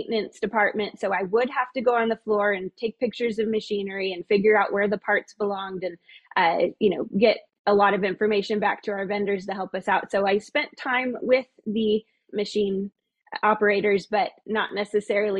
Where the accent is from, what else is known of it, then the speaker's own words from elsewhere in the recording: Klamath Falls, Oregon, United States; I was born and raised in Klamath